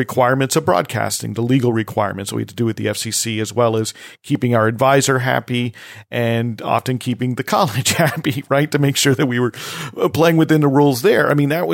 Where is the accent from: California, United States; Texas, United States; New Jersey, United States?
New Jersey, United States; moved away; I'm from New Jersey. I went to college in New Jersey